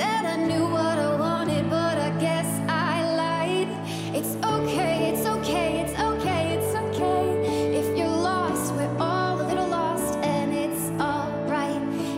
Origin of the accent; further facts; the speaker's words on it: Zanesville, Ohio, United States; I'm from Zanesville, Ohio.